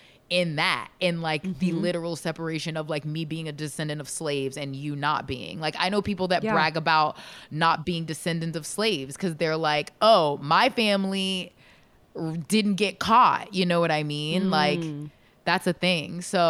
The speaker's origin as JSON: {"language": "English", "region": "Michigan", "country": "United States", "said": "I'm from Michigan."}